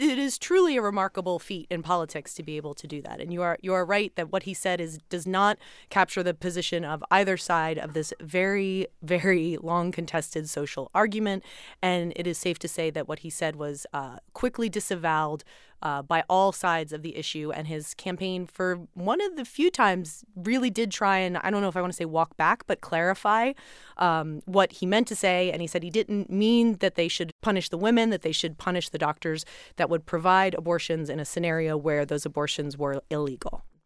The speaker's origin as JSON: {"language": "English", "town": "Philadelphia", "region": "Pennsylvania", "country": "United States", "tie": "born or raised there", "moved": "yes", "said": "my hometown of Philly"}